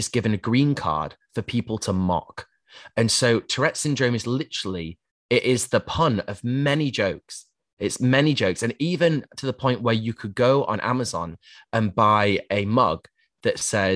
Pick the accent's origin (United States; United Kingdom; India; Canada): United Kingdom; Yorkshire and the Humber; I grew up in Yorkshire